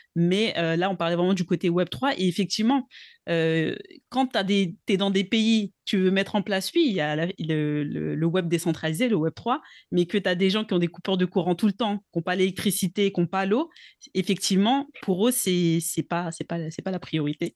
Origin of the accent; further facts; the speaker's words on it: Togo; je suis originaire du Togo donc en Afrique de l'Ouest